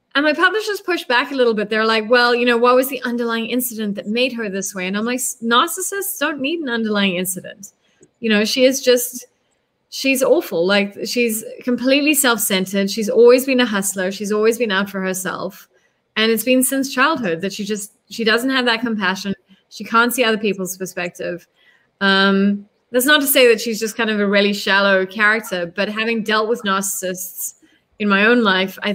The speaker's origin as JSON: {"language": "English", "country": "South Africa", "tie": "born or raised there", "also_born_or_lived": "United States", "said": "as a South African, having grown up under the apartheid state"}